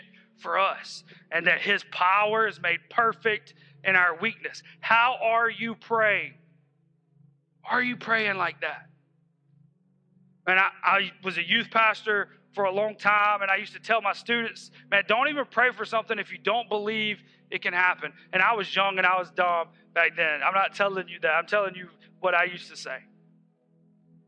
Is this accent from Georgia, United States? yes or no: yes; Hephzibah, Georgia, United States; We're from Hepzibah.